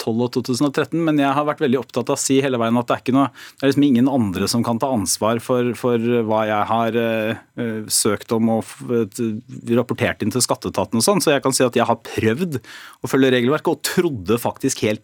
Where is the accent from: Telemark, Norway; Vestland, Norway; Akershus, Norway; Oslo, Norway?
Telemark, Norway; Porsgrunn; Altså jeg er fra Porsgrunn og har alltid liksom holdt på med politikk der.